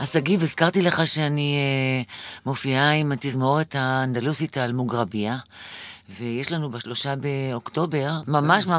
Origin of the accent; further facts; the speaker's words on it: Jerusalem, Jerusalem District, Israel; אני ירושלמית, ואני חצי נשדידן וחצי אורפלית